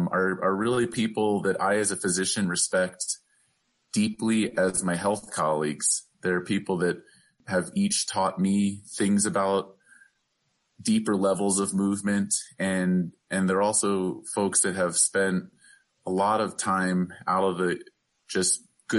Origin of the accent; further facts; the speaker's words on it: the East, East Coast, United States; now in Albuquerque, United States; growing up in the East, I couldn't have told you anything about